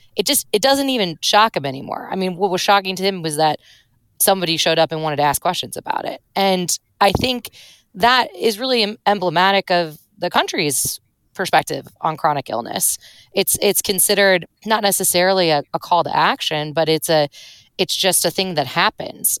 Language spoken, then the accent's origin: English; St. Louis, Missouri, United States; moved away; I'm from Saint Louis, Missouri